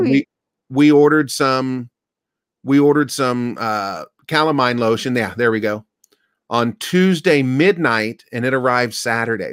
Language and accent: English; Kentucky, United States; moved away; I'm from Kentucky. I grew up around poison ivy.